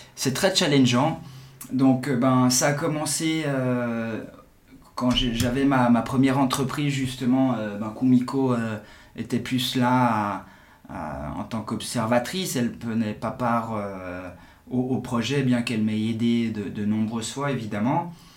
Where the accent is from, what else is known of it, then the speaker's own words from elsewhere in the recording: Geneva, Switzerland; j'ai 41 ans, je suis de Genève